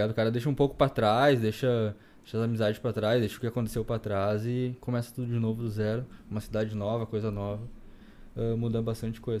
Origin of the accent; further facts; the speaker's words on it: Campo Bom, Rio Grande do Sul, Brazil; veio de Campo Bom. Sou natural de Campo Bom. Campo Bom, é, velho. Iniciei minha trajetória em Campo Bom, na verdade, né? Minha vida toda praticamente foi lá.